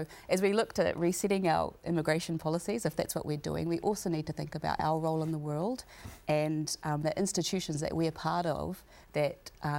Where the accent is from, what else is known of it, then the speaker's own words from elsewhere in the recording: Taranaki, New Zealand; I'm from Taranaki near Parihaka